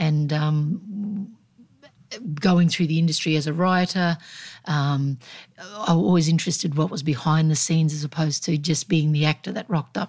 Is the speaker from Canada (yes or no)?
no; Mergen, Australia; And look, I loved growing up in Mergen. But as a small country town, there was no grey, it was black and it was white.